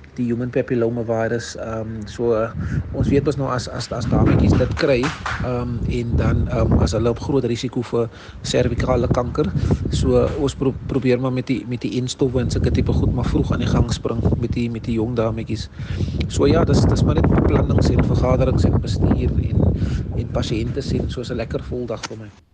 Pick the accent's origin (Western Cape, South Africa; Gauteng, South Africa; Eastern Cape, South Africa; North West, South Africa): Western Cape, South Africa; Cape Town; also born or lived in Bridgetown/Breeden Manor (lives); ek is um van Mannenberg